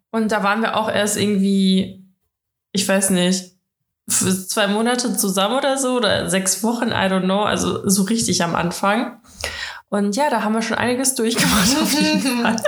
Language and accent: German; Russia; ich bin ja Russin